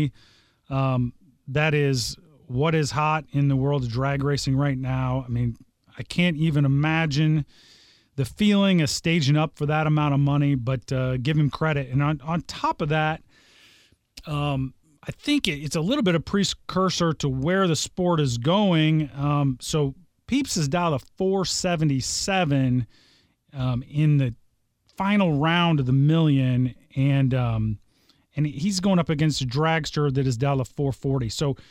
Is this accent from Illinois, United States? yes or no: yes; Southern Illinois, United States; now in Indianapolis, United States; I was raised in Southern Illinois.